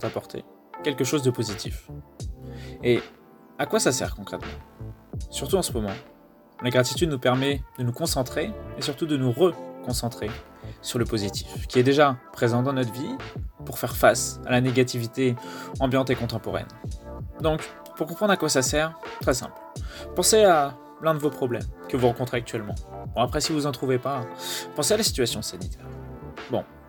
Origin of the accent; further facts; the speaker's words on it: France; on est français